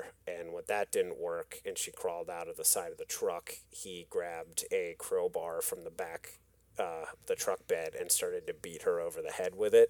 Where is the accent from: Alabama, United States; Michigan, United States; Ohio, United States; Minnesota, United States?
Michigan, United States; West; I grew up in West Michigan.